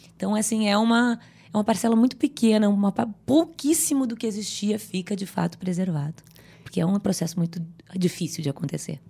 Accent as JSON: {"language": "Portuguese", "region": "Rio Grande do Sul", "country": "Brazil", "tie": "born or raised there", "also_born_or_lived": "Northeast Brazil", "moved": "as an adult", "said": "eu nasci num sítio pequeno no Rio Grande do Sul"}